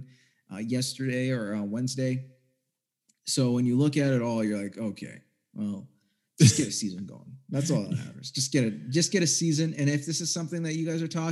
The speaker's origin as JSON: {"language": "English", "country": "Canada", "tie": "born or raised there", "said": "I grew up in Canada."}